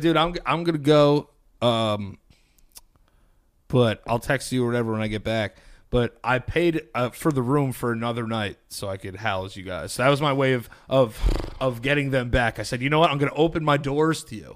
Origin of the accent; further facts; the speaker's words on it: New York, United States; we're from New York.